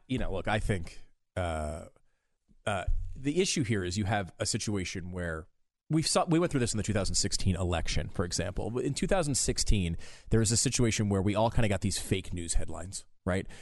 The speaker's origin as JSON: {"language": "English", "country": "United States", "said": "as an American"}